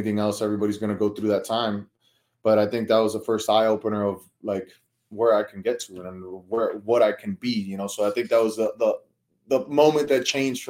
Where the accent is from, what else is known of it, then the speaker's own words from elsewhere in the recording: Miami, Florida, United States; born and raised in Miami